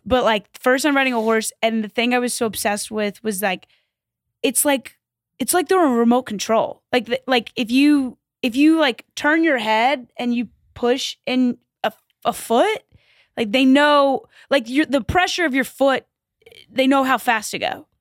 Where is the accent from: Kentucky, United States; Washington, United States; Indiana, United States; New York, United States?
Kentucky, United States; Louisville; I grew up in Kentucky